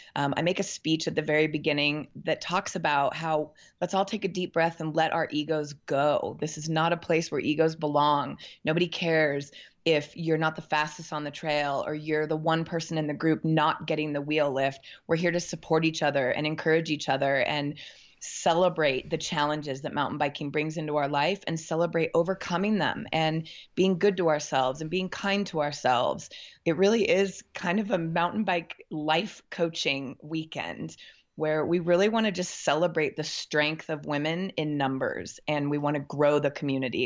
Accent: Portland, Oregon, United States; now in Bend, United States; I'm from Portland, Oregon

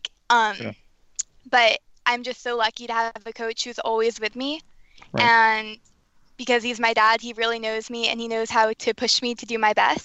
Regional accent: Bryson City, North Carolina, United States; I'm from Bryson City, North Carolina. I've lived here my whole life

